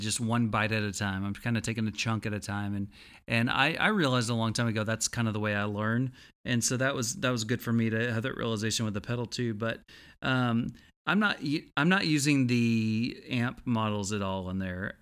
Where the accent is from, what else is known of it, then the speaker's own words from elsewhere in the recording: Texas, United States; I'm from Texas